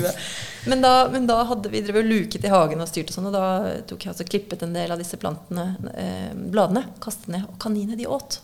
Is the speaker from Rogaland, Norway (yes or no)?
no; Kolbotn, Akershus, Norway; moved away as an adult; also born or lived in Ibiza, Spain; now in Spain; jeg vokste opp på Kolbotn